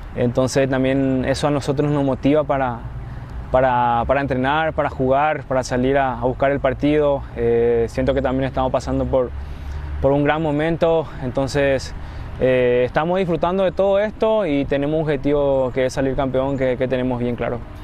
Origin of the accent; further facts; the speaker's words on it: Paraguay; now in Mexico; paraguayos también hablamos mucho